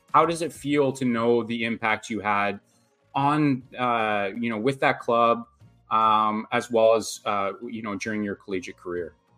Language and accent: English; Lanark, Ontario, Canada; I was actually uh, raised in Lanark, Ontario.